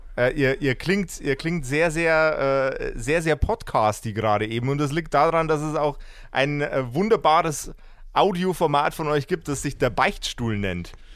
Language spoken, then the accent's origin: German; Lower Bavaria, Germany; ich komme aus äh, dem wunderbaren, äh, sehr niederbayerischen Poing